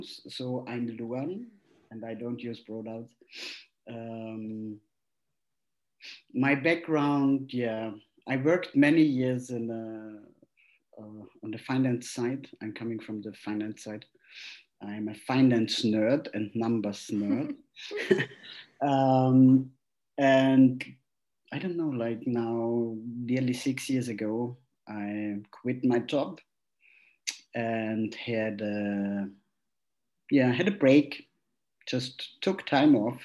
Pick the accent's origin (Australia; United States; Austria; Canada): Austria; moved away as an adult; also born or lived in Vienna; now in Berlin, Germany; I'm from Austria, but now living in Berlin